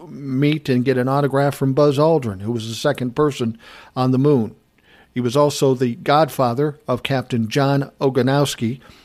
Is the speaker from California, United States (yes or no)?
no; Lowell, Massachusetts, United States; born there; I was born in Lowell, Massachusetts in 1984.